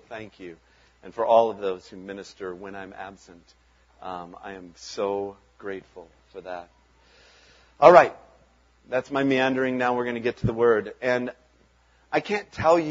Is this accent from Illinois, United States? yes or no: yes; Chicago, Illinois, United States; moved away as an adult; also born or lived in Arden Hills, Minnesota / Kettle River, Minnesota; now in Minnesota, United States; we grew up in South Chicago area